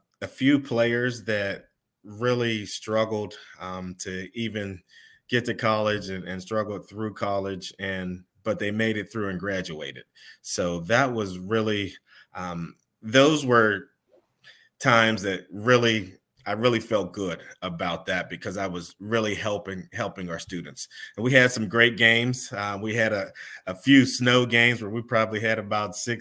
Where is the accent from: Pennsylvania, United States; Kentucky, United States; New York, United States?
Pennsylvania, United States; Pittsburgh; I am born and raised in Pittsburgh, Pennsylvania